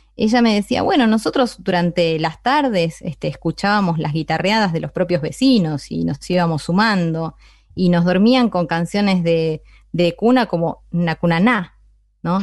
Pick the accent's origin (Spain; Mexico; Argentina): Argentina; Berisso, Buenos Aires Province; yo soy bericense, pero soy bonaerense